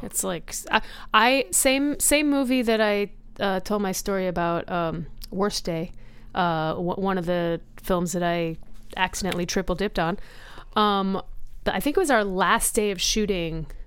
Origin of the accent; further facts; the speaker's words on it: Rhode Island, United States; moved away; I grew up in Rhode Island.